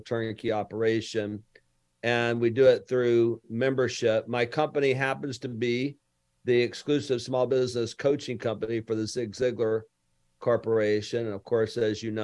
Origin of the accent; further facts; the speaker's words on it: Lower Alabama, United States; now in Houston, United States; I'm from Lower Alabama